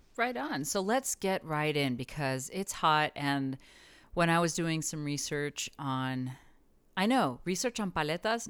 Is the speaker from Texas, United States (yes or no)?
yes; El Paso, Texas, United States; growing up in El Paso